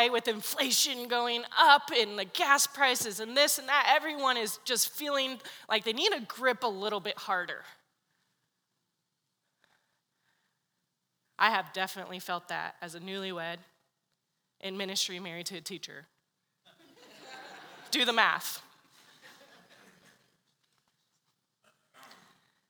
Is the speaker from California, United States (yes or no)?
yes; San Diego, California, United States; moved away; I'm from San Diego